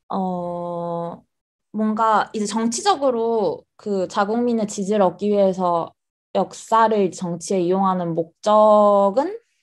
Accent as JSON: {"language": "Korean", "country": "South Korea", "tie": "born or raised there", "also_born_or_lived": "United Kingdom / Australia", "moved": "as an adult", "lives_now": "Tokyo, Japan", "said": "한국에서 나고 자란 완전 한국 토박이고"}